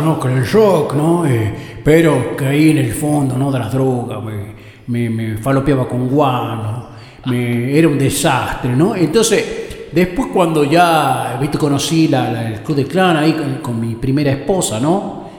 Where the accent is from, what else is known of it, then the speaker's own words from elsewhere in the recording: Goya, Corrientes, Argentina; soy de Goya Corrientes también